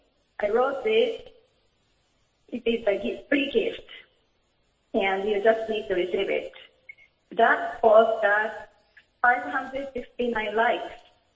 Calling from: Japan; calling from Japan.

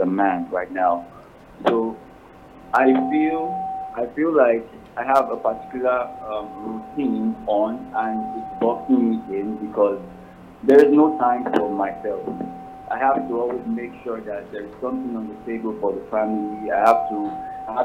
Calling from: Lokoja, Kogi, Nigeria; I'm calling from Lokoja.

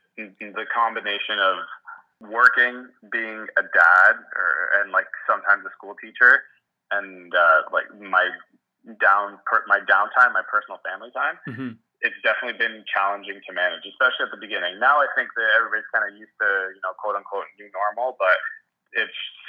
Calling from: Mississauga, Ontario, Canada; I'm joining from Mississauga, Ontario, which is a suburb of Toronto, GTA, I guess.

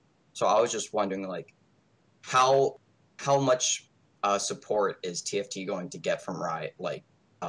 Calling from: South Carolina, United States; Boring old United States.

